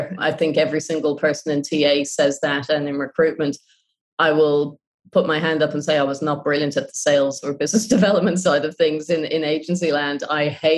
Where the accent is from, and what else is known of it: Ireland; moved away; also born or lived in Japan